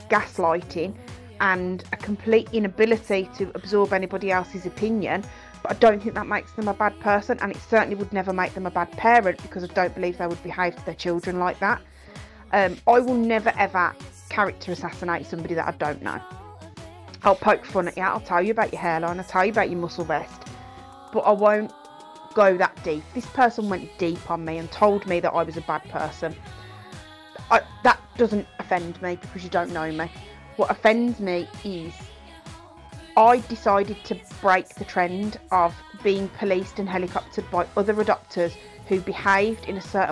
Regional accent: Ireland; I'm also Irish

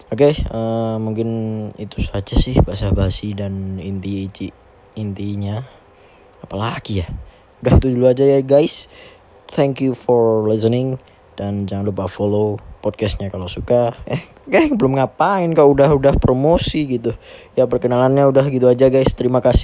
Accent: Surakarta, Central Java, Indonesia; accent: Javanese; aku dari Solo dari Jawa Tengah. Jadi kalau bahasa Indonesia aku agak medok atau agak kejawaan ya tolong dimaklumi lah karena sepertinya orang Jawa itu nggak bisa lepas dari kata-kata Jawanya nggak dari aksennya ya

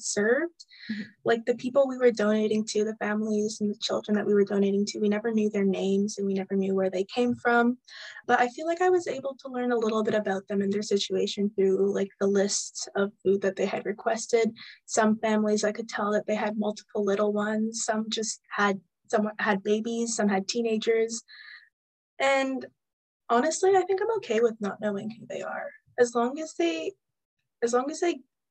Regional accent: Maple Ridge, British Columbia, Canada; I'm from Maple Ridge originally

